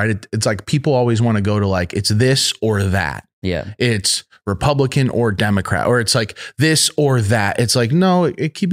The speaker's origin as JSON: {"language": "English", "region": "Arkansas", "country": "United States", "tie": "born or raised there", "said": "Where'd you grow up? Arkansas originally. So Arkansas."}